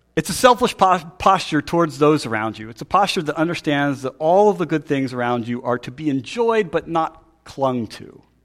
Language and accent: English; Pennsylvania, United States; I'm from Pennsylvania